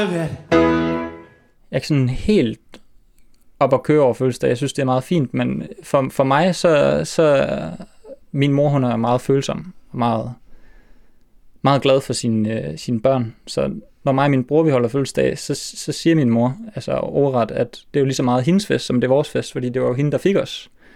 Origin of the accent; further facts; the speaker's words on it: Aalborg, North Denmark Region, Denmark; der var en familiefest hjemme i Aalborg